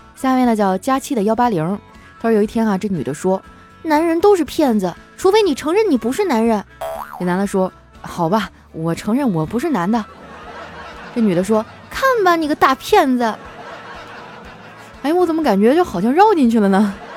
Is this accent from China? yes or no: yes; Qitaihe, Heilongjiang, China; moved away as an adult; also born or lived in Harbin; 我的老家，我小时候生活的地方叫七台河，那是一个以煤为生的城市